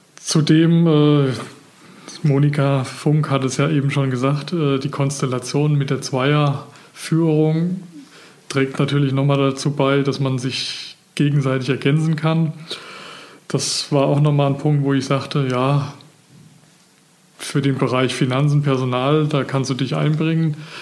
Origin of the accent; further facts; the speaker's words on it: Geisa, Rasdorf, Rhön, Germany; moved away as an adult; also born or lived in Villingen-Schwenningen, Baden-Württemberg; Geboren und aufgewachsen bin ich in der Rhön, Geiser, äh, Rasdorf